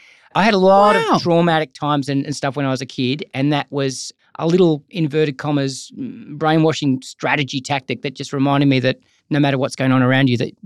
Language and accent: English; Gold Coast, Queensland, Australia; I'm from the Gold Coast, so sunshine and the ocean.